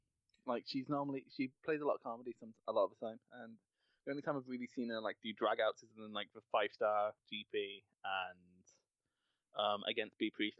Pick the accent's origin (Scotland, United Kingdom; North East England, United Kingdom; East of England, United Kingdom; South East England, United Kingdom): Scotland, United Kingdom; I'm actually Scottish.